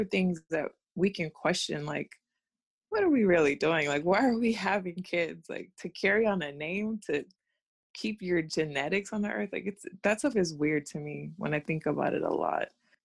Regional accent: United States; accent: American; my American accent.

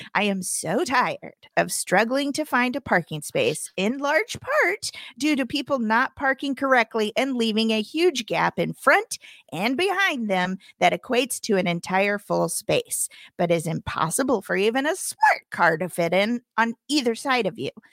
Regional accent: Springfield, Missouri, United States; now in Los Angeles, United States; a fantastic cavern sweatshirt, which is a cave in my hometown that you ride through

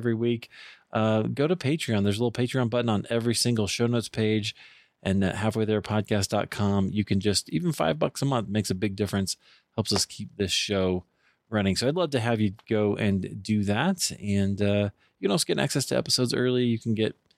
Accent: Iowa, United States; I grew up in Iowa

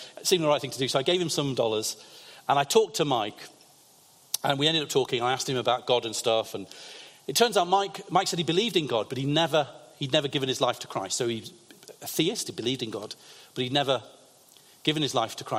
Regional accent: England, United Kingdom; I said, I'm a pastor from England.

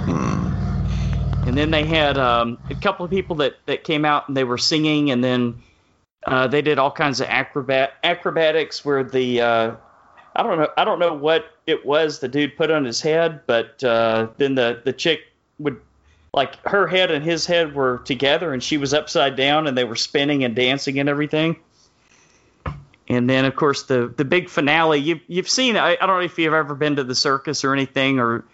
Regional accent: Texas, United States; I'm of course from Texas

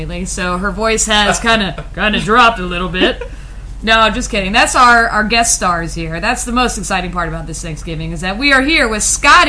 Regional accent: Midwest, United States; We're from the Midwest. We don't know. Is this natural?

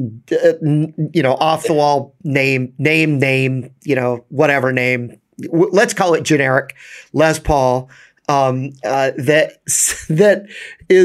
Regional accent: New York, United States; As a New Yorker

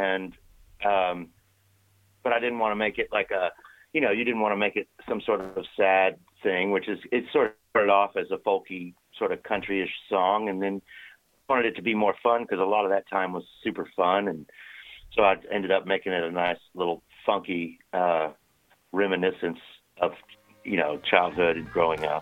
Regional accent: Waco, Texas, United States; in my hometown. Um, I'm from outside of Waco, Texas, you know, out in the country

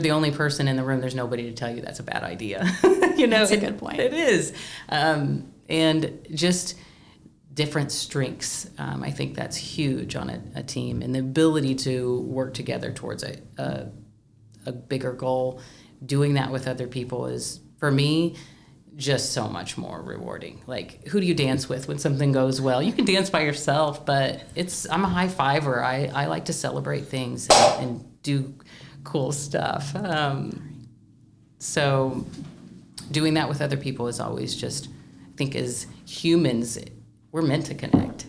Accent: Du Quoin, Illinois, United States; I'm from DuQuoin, but I'm a Southern Illinoisan. I am from Southern Illinois

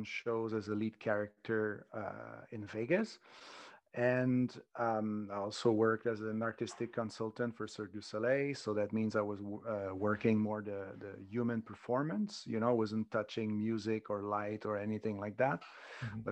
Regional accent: Montreal, Quebec, Canada; now in Spain; Originally, I'm from Montreal

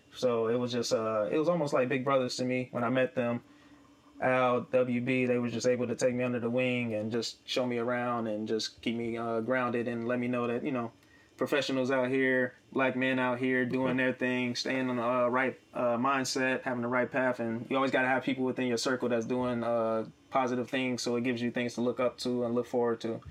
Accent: Chicago, Illinois, United States; moved away; growing up in Illinois, how I was in Chicago on the South Side

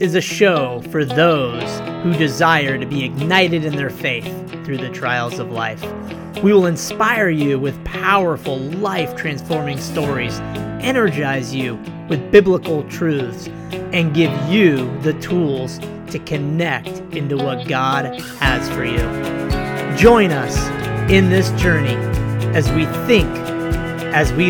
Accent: Pleasanton, California, United States; back on the streets of hardcore Pleasanton, California

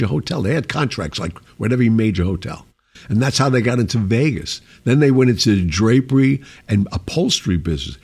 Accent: Sicily, Italy; I'm from Sicily

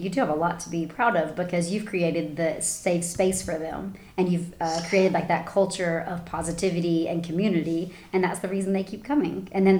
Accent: the South, United States; I'm sure it is cultural because we're from the South and the States, and everybody's super friendly.

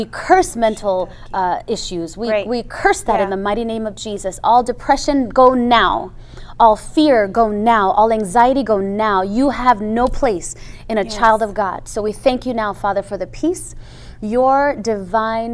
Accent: Jamaica; Well, I'm a Jamaican. That's really what I am, a Jamaican

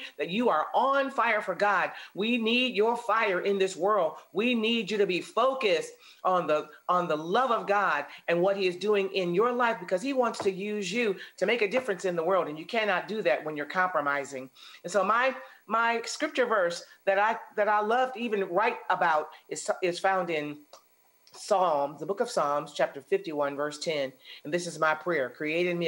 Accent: outside of Detroit, Michigan, United States; I grew up outside of Detroit, Michigan

